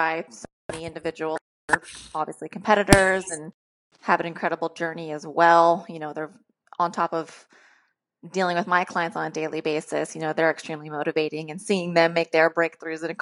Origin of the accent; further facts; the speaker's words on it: Sacramento, California, United States; I am from Sacramento, California